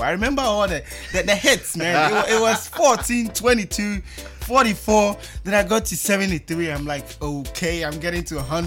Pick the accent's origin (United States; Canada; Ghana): Ghana; accent: Ghanaian English; also born or lived in Germany; now in London, United Kingdom; I'm Ghanaian. listen to this accent